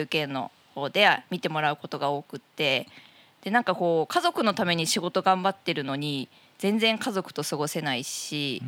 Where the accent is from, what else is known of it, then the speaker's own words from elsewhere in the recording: Tako, Chiba, Japan; 私の地元の多古町